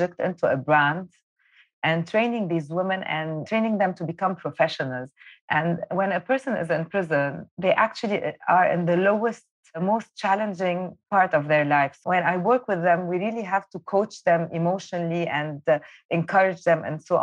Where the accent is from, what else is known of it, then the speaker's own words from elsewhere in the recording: Beirut, Beirut Governorate, Lebanon; I was born in Beirut and I was raised during the Civil War.